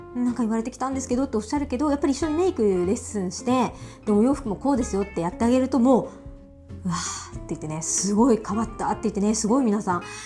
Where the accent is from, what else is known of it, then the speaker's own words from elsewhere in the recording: Miyazaki, Japan; also born or lived in Ibaraki; now in Tokyo, Japan; うちのね地元の宮崎